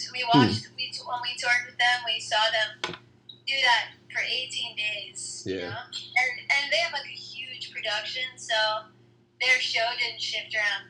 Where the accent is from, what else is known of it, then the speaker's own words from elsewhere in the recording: New York, United States; because I'm from New York